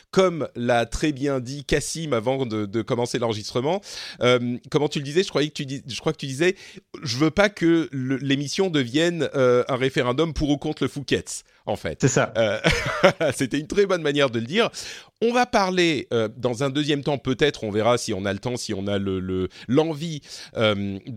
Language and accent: French; France; je suis français et extérieur en même temps.